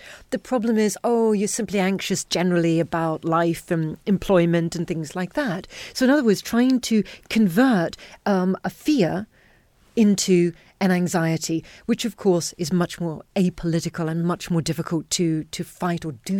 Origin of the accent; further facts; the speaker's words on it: Haiti; also born or lived in Zambia / Solomon Islands; growing up in Zambia, Chincarta, growing up in Solomon Islands, and then Haiti for most of my childhood, much of my childhood